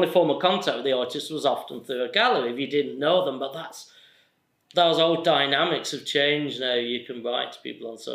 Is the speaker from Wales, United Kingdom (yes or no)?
no; Accrington, North West England, United Kingdom; I'm from Accrington